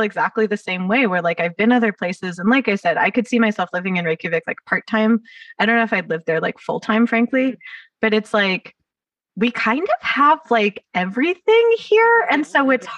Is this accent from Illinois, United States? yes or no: no; Los Angeles, California, United States; accent: Valley Girl; I grew up in the Valley